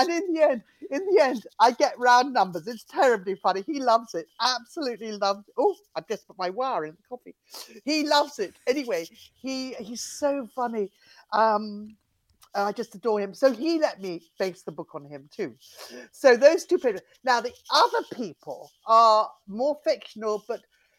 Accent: London, United Kingdom; also born or lived in Cornwall; I was brought up in London and Cornwall, really. And we moved around quite a lot, but mostly London.

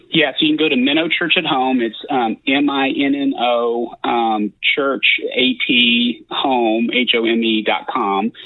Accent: south of Lexington, Central Kentucky, United States; moved away as an adult; I grew up in Central Kentucky, just south of Lexington

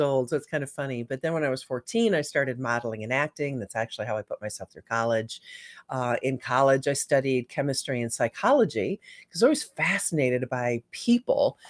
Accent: Michigan, United States; I grew up in Michigan

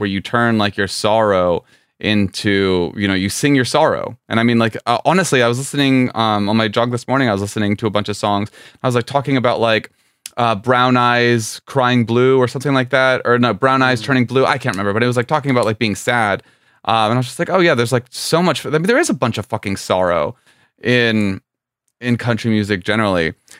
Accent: South Florida, United States; I'm from South Florida

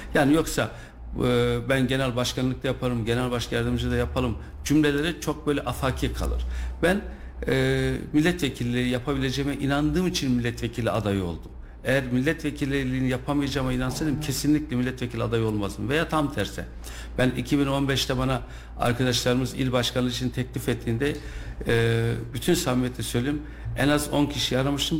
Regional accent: Kayseri, Kayseri Province, Turkey; also born or lived in Tavlaköy, Sarız; İlk orta e, lise öğrenimi Kayseri'de yaptım

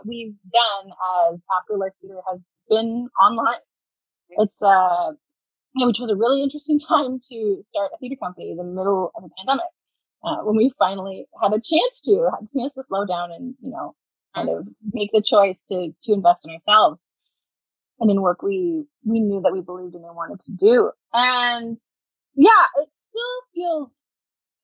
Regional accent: Hamilton, Ontario, Canada; We're both from Hamilton, in the Hamilton area

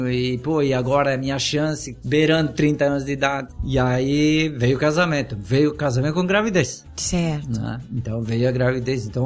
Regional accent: Rio Grande do Sul, Brazil; moved away; also born or lived in Florianópolis; Grande do Sul, daí vim para Florianópolis, daí quando me formei em Florianópolis, eu retornei pro, na minha terra natal

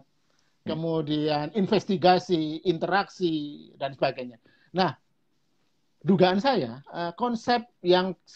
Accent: Java, Indonesia; dalam bahasa Jawa lebih jelas tuh karena saya orang Jawa

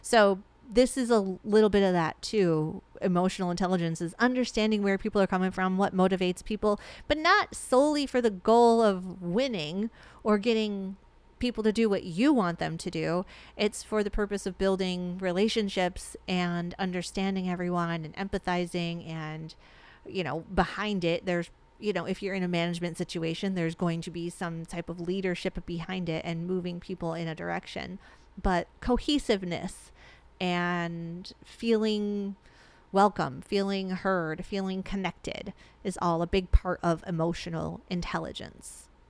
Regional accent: Arizona, United States; We're from Arizona. We live in Arizona. Yeah. We love Arizona.

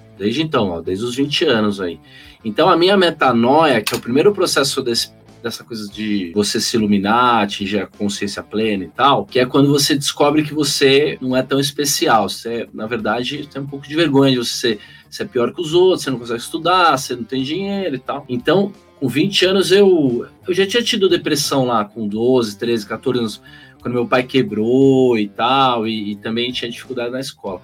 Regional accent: São Paulo, Brazil; Eu tinha saído de uma escola de freira, que era uma da Lix, aqui na a região da Faria Lima

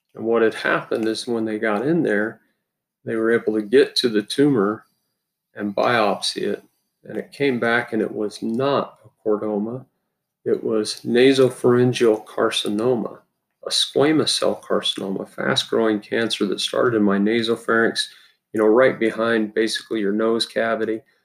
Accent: Utah, United States; I grew up in Utah.

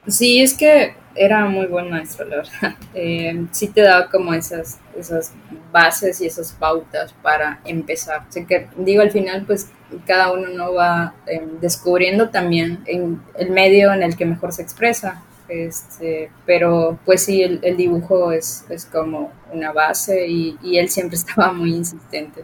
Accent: Cenotillo, Yucatán, Mexico; yo soy de Cenotillo, de un municipio

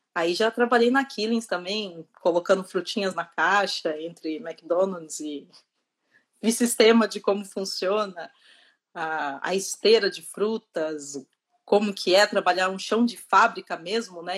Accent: interior of São Paulo, Brazil; moved away as an adult; now in Dublin, Ireland; sou do Brasil, do interior de São Paulo

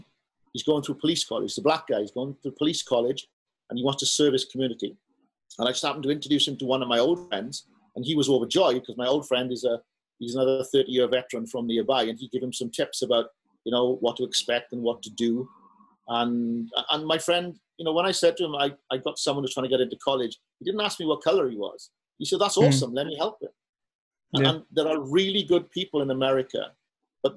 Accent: Wales, United Kingdom; moved away as an adult; also born or lived in Florida; now in San Francisco, United States; I'm Welsh.

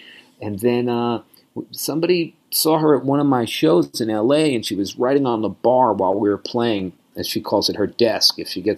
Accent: New York City, New York, United States; She's from Fayetteville, Arkansas, and I'm from Flushing, Queens.

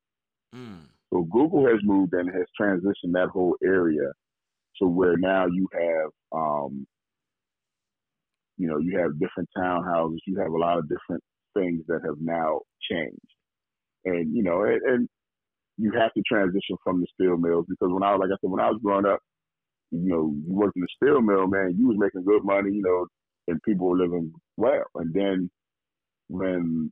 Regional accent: Pittsburgh, Pennsylvania, United States; growing up in Pittsburgh

